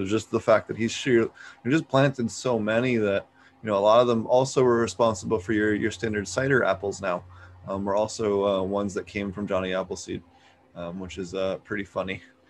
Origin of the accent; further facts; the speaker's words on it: East Coast, United States; If you guys don't know, I'm from the East Coast, so it was really cool to have a fellow East Coaster on the show.